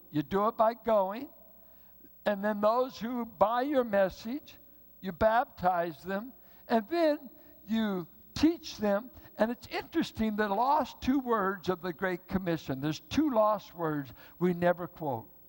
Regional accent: Richmond, United States; now in Bay Area, United States; I grew up in Richmond where it was white and black. Grew up with southern whites and southern blacks in Richmond from the World War II war years.

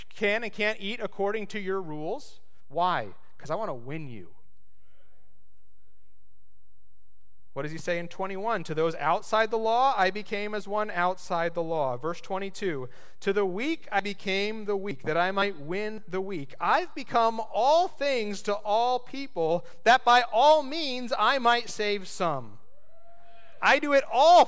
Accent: United States

